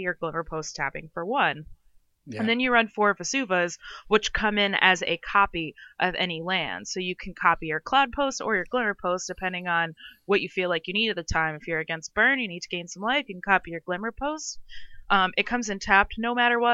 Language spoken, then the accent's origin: English; Western Massachusetts, United States; also born or lived in New York City; I grew up in Western Mass